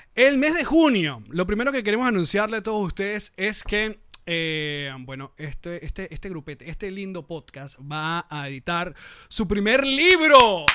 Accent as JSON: {"language": "Spanish", "country": "Venezuela", "also_born_or_lived": "Caracas", "said": "yo como venezolano"}